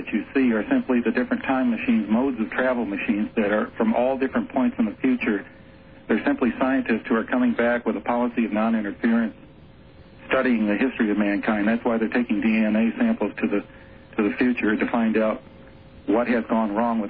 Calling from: Livermore, California, United States; Lawrence Laboratories, Livermore, California.

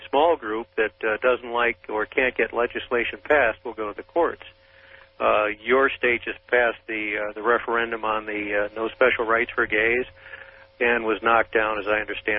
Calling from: Bothell, Washington, United States; I'm calling from Bothell, Washington, KBI.

